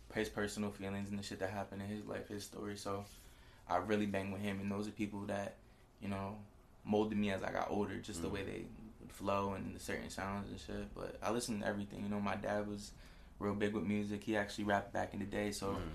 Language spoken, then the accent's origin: English; Reading, Pennsylvania, United States; I'm from Reading, PA.